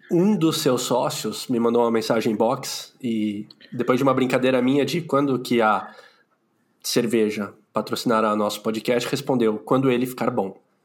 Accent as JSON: {"language": "Portuguese", "region": "São Paulo", "country": "Brazil", "tie": "born or raised there", "said": "eu nasci na capital"}